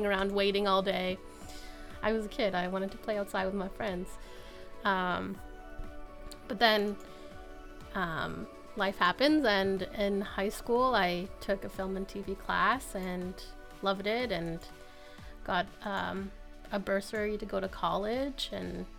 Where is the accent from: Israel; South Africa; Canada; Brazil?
Canada; Vancouver, British Columbia; moved away as an adult; also born or lived in Toronto; now in Sault Ste. Marie, Canada; I'm from Vancouver originally and was living in Toronto